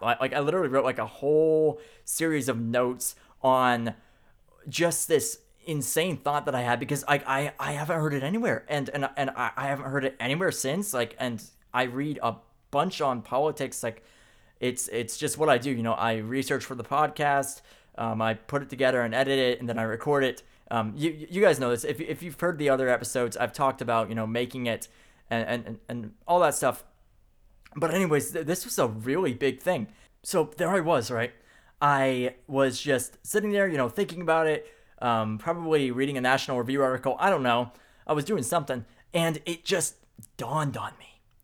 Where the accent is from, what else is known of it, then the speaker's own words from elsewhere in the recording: Middle of the country, United States; these middle of the country people, people like myself